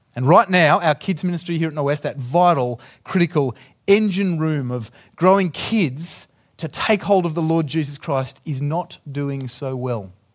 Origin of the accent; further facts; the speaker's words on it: Australia; I'm from Australia.